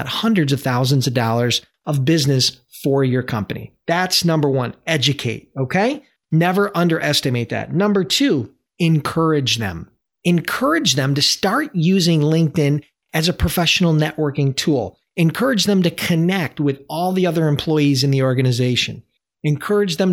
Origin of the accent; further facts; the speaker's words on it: Buffalo, New York, United States; my hometown, Buffalo, New York